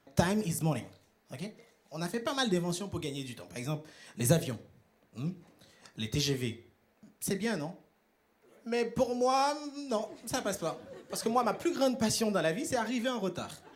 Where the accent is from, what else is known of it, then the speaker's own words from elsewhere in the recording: Haiti; now in Europe; je viens d'Haïti, à ne pas confondre avec Tahiti